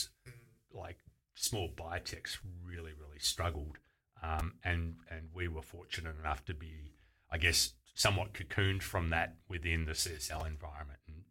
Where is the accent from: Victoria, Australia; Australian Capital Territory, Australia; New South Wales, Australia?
Victoria, Australia; Geelong; I grew up in Geelong, which was, you know, 15 minutes from Torquay and Bells Beach